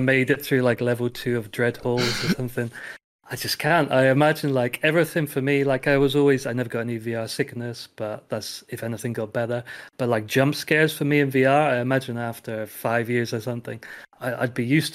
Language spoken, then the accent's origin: English; England, United Kingdom; moved away as an adult; now in Slovakia; So I am English or British, but 10-11 years ago I moved to Slovakia